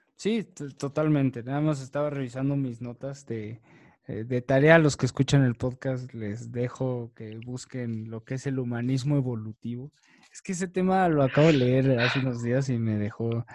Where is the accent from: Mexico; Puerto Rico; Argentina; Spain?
Mexico; más siendo mexicano, más siendo latino